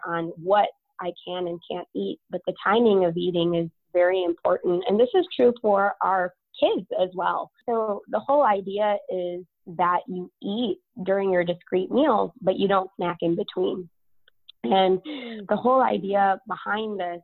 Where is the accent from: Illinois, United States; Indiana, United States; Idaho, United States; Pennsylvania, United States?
Illinois, United States; Chicago; moved away as an adult; now in San Antonio, United States; I'm originally from Chicago